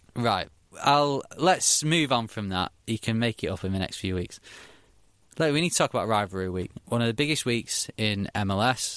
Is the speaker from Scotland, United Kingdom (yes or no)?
no; Manchester, North West England, United Kingdom; I come from Manchester